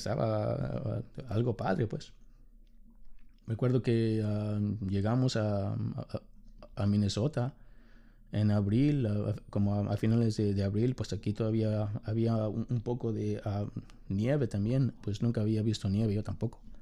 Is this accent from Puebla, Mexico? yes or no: no; Mexico City, Mexico; moved away as an adult; now in United States; soy de la Ciudad de México. Ah, me mudé a los Estados Unidos